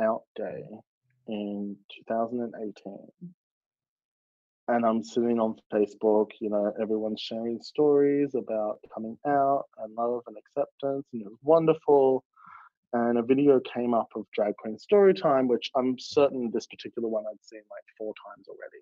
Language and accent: English; Melbourne, Victoria, Australia; I grew up in the outer suburbs of the east, but the eastern suburbs of Melbourne are still very like safe and progressive.